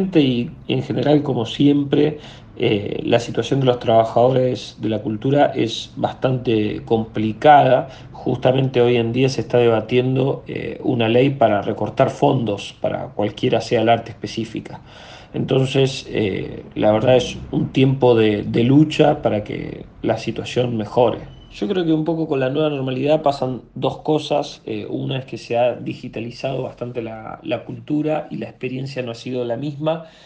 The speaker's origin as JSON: {"language": "Spanish", "town": "Viedma", "region": "Río Negro", "country": "Argentina", "moved": "yes", "lives_now": "Buenos Aires, Argentina", "said": "Soy de la Patagonia, de Viedma, pero actualmente estoy viviendo en Buenos Aires."}